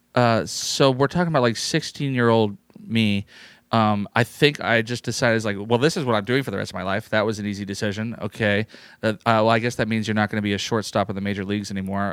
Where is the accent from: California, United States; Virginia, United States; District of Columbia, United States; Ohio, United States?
California, United States; San Jose; moved away as an adult; also born or lived in New York City; I grew up in San Jose, California